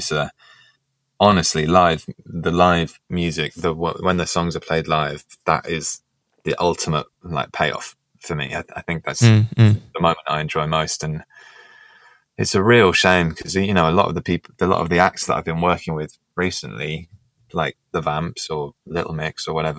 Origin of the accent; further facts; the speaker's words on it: Gloucestershire, South West England, United Kingdom; moved away as an adult; now in London, United Kingdom; I was born in London but grew up in Gloucestershire